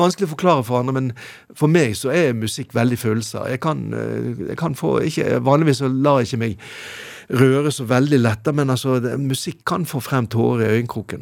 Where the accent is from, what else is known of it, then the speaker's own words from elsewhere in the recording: Bergen, Vestland, Norway; hjemme i Bergen